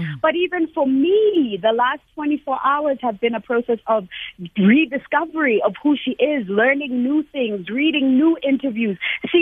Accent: South Africa; as a Black girl growing up in South Africa

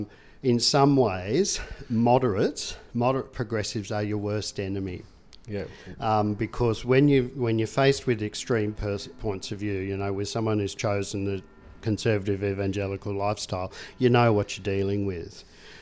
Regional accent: Tasmania, Australia; I mean, I come from Tasmania, and they talk about the dark stain of both the attempted genocide of the Tasmanian Indigenous people

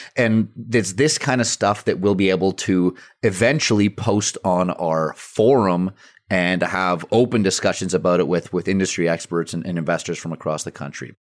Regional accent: British Columbia, Canada; BC, my, my hometown, my home province

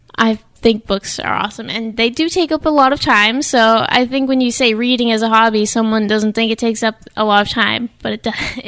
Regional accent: New Bedford, Massachusetts, United States; also born or lived in Falmouth, Massachusetts; I was born in Falmouth, but I have grown up mostly in New Bedford. So I would say that I'm from here

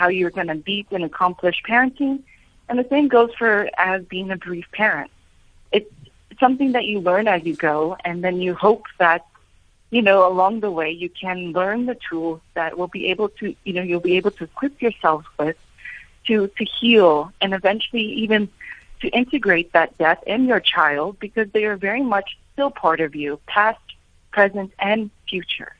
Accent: United States; accent: American; my American accent

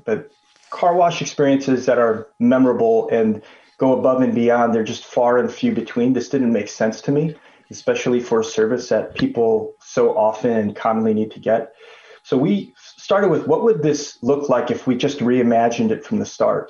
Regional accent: Chicago, Illinois, United States; I'm Chicago born and raised, son to Korean immigrant parents.

